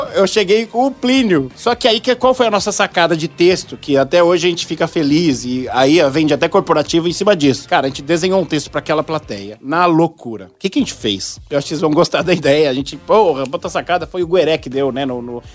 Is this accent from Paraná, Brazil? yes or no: no; São Paulo, Brazil; eu sou de São Paulo